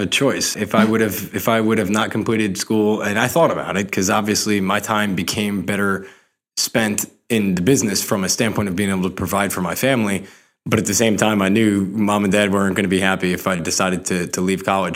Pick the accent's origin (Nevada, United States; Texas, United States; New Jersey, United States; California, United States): New Jersey, United States; Rumson; I grew up in Monmouth County, New Jersey